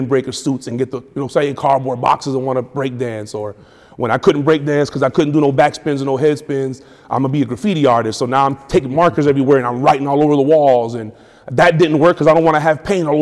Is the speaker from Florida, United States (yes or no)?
yes; Miami, Florida, United States; also born or lived in Tampa, Florida / Jacksonville, Florida / Detroit, Michigan / New York; now in Atlanta, United States; Born and raised in Miami.